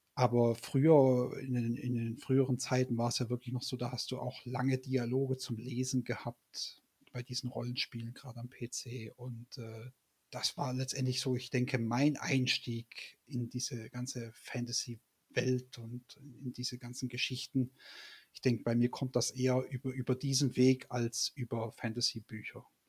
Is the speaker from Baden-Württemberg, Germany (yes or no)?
yes; Stuttgart, Baden-Württemberg, Germany; moved away as an adult; also born or lived in Leipzig; nicht mehr in Stuttgart, wo ja eigentlich meine Heimat ist